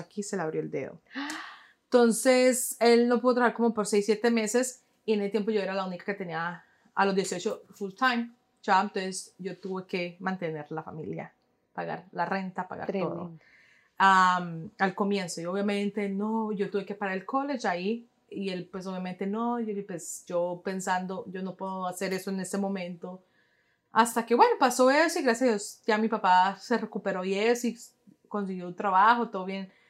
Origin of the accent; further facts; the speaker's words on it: New York, United States; moved away as an adult; also born or lived in Boston / West Palm Beach, Florida / Cali, Colombia (parents); now in Jacksonville, United States; Nací en Nueva York